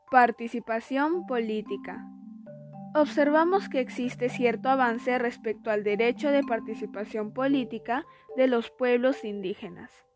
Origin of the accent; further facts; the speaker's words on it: Peru; como peruanos que somos